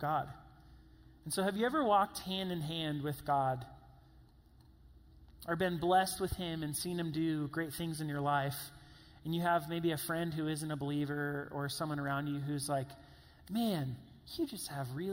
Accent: Columbia, South Carolina, United States; I'm from Columbia, South Carolina, like I said, huge football town

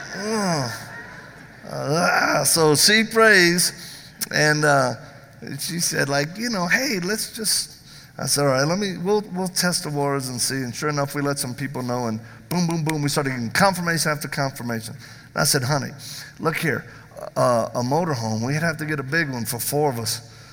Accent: the South, United States; I'm from the South

